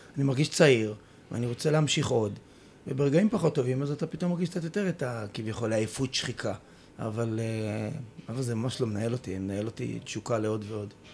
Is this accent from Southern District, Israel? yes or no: no; Haifa, Haifa District, Israel; אנחנו גדלנו ביחד בחיפה